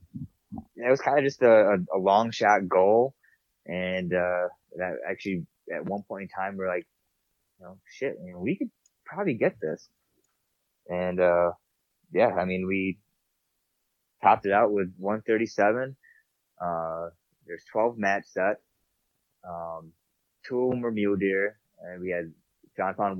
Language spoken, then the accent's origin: English; New York, United States; moved away as an adult; now in Montana, United States; I'm from New York